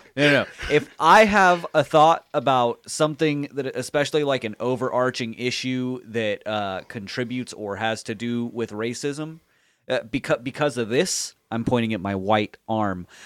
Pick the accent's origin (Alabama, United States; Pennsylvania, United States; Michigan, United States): Alabama, United States; moved away; I grew up in the South, and particularly for a good chunk of it in incredibly rural Alabama.